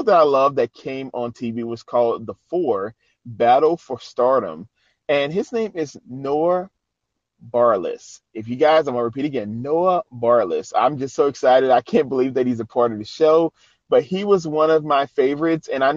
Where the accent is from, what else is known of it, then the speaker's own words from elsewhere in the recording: New Orleans, Louisiana, United States; he had a church in New Orleans, because that's where I'm originally from.